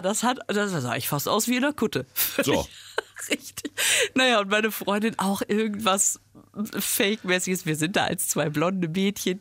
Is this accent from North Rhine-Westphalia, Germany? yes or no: yes; Düsseldorf, North Rhine-Westphalia, Germany; also bin ich ziemlich in der Nähe aufgewachsen